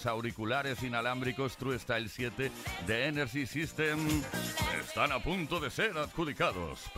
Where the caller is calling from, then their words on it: Madrid, Community of Madrid, Spain; de Madrid.